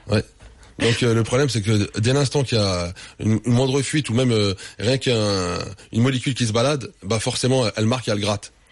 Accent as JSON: {"language": "French", "country": "France", "said": "je suis français"}